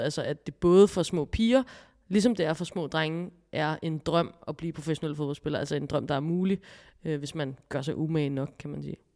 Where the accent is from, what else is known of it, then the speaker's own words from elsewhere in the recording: Copenhagen, Capital Region of Denmark, Denmark; nu er jeg her fra København